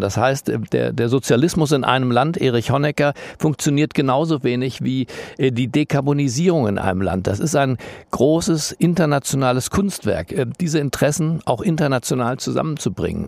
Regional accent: Germany; wir Deutschen

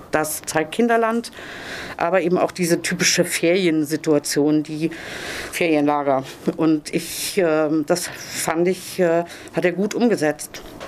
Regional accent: Zonenrandgebiet, Germany; ich bin im Zonenrand aufgewachsen

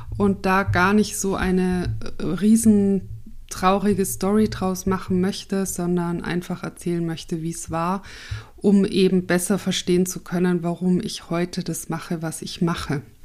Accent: Tyrol, Austria; now in Munich, Germany; Also ich wurde in München geboren und bin aber aufgewachsen in Tirol und wohne aber jetzt wieder in München.

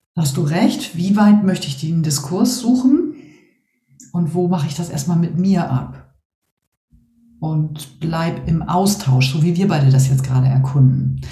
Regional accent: Northern Germany, Germany; als Norddeutsche

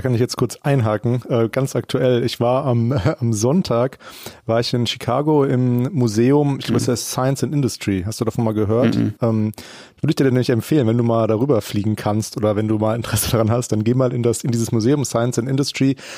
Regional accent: Germany; als Deutscher

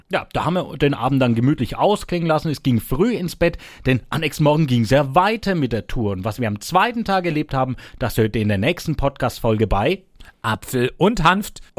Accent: Küps, Bavaria, Germany; Ich bin aus Kips.

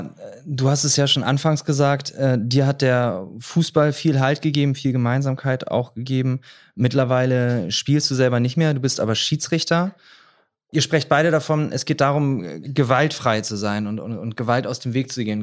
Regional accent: Groningen, Netherlands; moved away; damals bei uns in Groningen

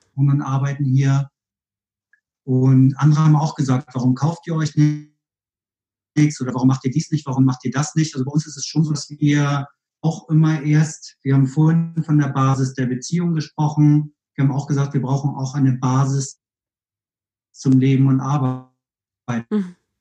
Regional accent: Kiel, Schleswig-Holstein, Germany; also born or lived in Hamburg / Bielefeld; now in Cologne, Germany; ich kam aus Kiel, also ich bin gebürtig aus Kiel, habe in Hamburg gelebt

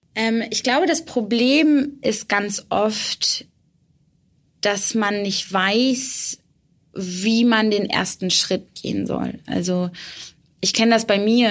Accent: Bremen, Germany; moved away; also born or lived in Erfurt; ich komme ursprünglich aus Bremen

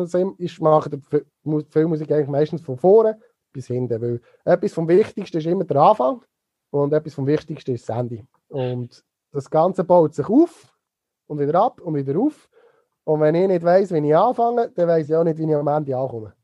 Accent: Niedergösgen, Solothurn, Switzerland; Ich komme aus Niedergösgen ursprünglich und äh, bin natürlich mit dem Feelgood Festival aufgewachsen dort

